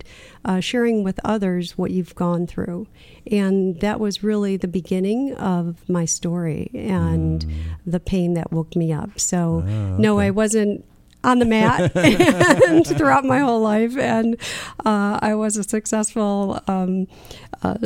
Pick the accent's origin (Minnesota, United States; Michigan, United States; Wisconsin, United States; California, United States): Michigan, United States; where I grew up in Michigan